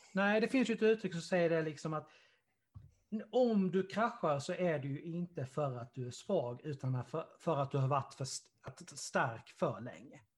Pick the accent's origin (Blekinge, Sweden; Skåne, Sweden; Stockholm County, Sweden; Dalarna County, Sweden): Blekinge, Sweden; Karlshamn; Karlshamn där, vi, där, vi, där jag kommer ifrån